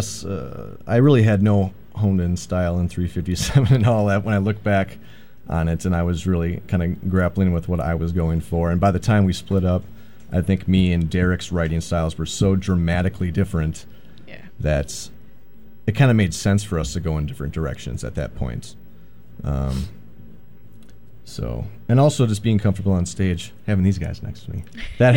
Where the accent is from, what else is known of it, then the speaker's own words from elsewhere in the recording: New London, Wisconsin, United States; I got a buddy from my hometown in New London, Wisconsin